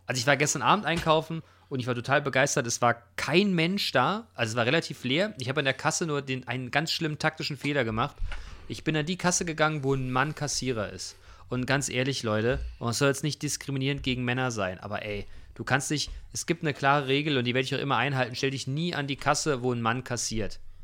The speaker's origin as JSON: {"language": "German", "country": "Germany", "said": "uns als Deutsche"}